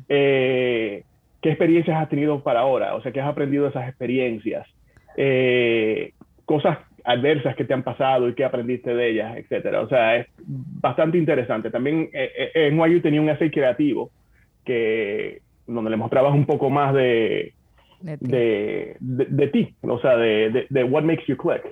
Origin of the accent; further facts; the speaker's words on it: Santo Domingo, Dominican Republic; moved away as an adult; also born or lived in Bonao; now in United States; yo nací en Santo Domingo.